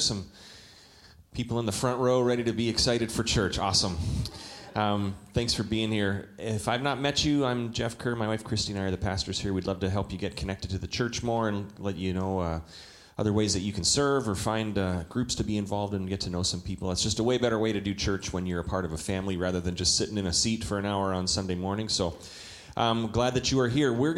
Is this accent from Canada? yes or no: yes; Calgary, Alberta, Canada; moved away; when I was a 19-year-old in Calgary, Alberta, Canada. I'm a Canadian.